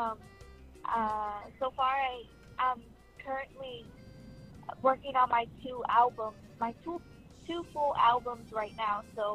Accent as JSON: {"language": "English", "town": "Sarasota", "region": "Florida", "country": "United States", "moved": "yes", "lives_now": "Dallas, United States", "said": "I'm originally from Sarasota, Florida, but me and my family moved to Dallas about 2 years ago"}